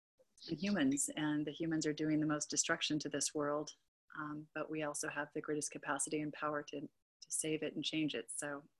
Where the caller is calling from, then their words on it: Los Angeles, California, United States; I'm here from Los Angeles, California.